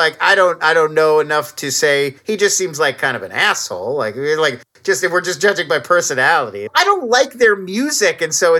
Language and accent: English; Irvine, California, United States; And they were right by where I grew up in Irvine Meadows in Irvine, California.